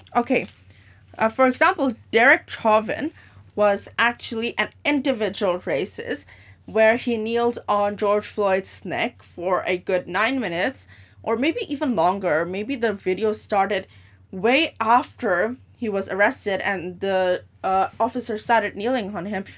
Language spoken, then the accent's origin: English; Hong Kong; also born or lived in Dubai; I am born and raised in Hong Kong, so I basically spent more than seventeen years of my life here.